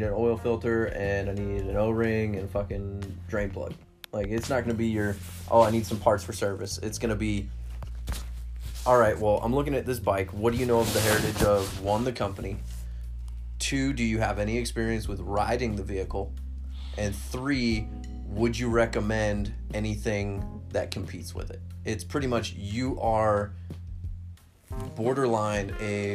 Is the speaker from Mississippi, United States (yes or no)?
no; California, United States; now in Las Vegas, United States; I'm a Californian